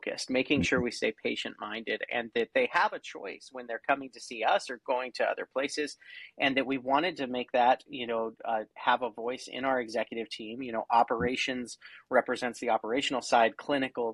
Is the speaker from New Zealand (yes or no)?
no; Oregon, United States; I'm from Oregon